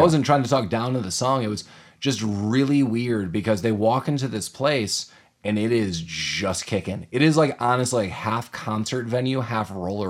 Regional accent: Illinois, United States; now in Denver, United States; I'm originally from Illinois.

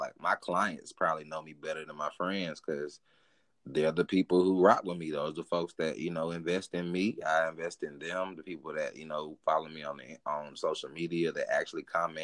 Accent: United States; being American

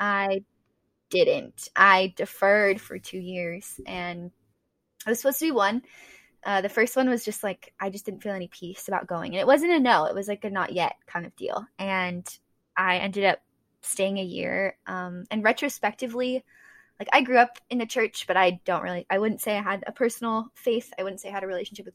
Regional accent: Southern California, United States; I grew up in Southern California

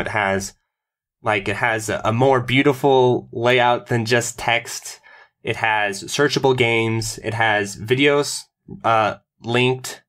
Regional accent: United States; as an American

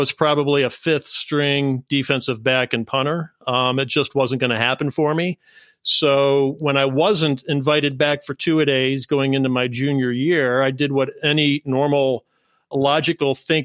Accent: Ohio, United States; I grew up in Ohio.

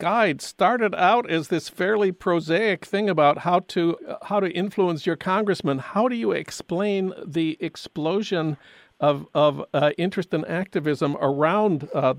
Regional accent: St. Paul, Minnesota, United States; now in Los Angeles, United States; That's news from my hometown of St. Paul.

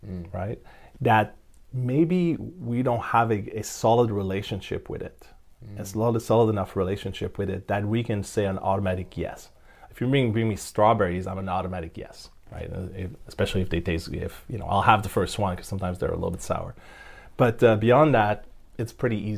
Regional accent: Canada; I'm Canadian

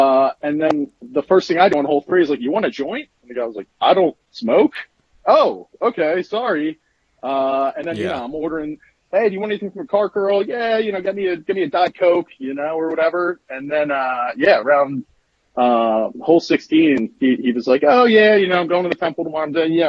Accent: Pennsylvania, United States

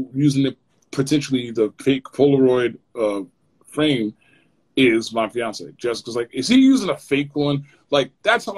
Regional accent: Maplewood, New Jersey, United States; I grew up in Maplewood

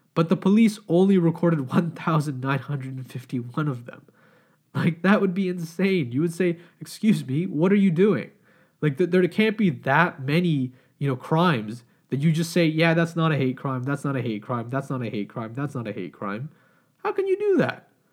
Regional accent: Canada; as Canadian citizens

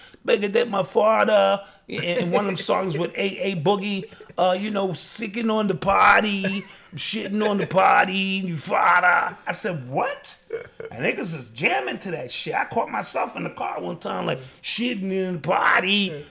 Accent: Haiti; I'm from Haiti. You from Haiti.

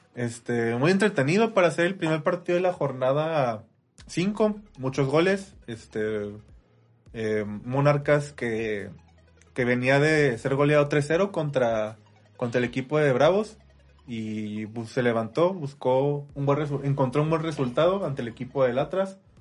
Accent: Ciudad Juárez, Chihuahua, Mexico; somos de Ciudad Juárez, Chihuahua, eh, cerca de, Estados Unidos

